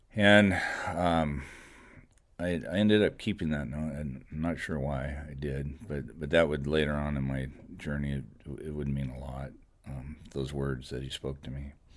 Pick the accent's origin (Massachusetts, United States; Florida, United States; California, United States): California, United States; Goleta; I grew up here. I grew up in Goleta. I went to Dos Pueblos High School